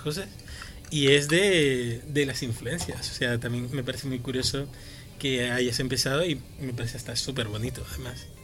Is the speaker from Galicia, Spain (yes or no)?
no; Madrid, Community of Madrid, Spain; yo soy de Vicálvaro